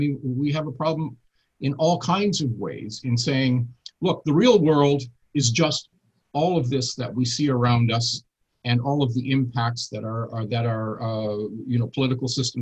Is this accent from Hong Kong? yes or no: no; Canada; I'm obviously a Canadian.